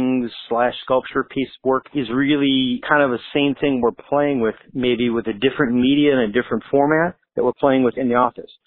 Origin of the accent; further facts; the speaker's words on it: Michigan, United States; now in Southern California, United States; I grew up in Michigan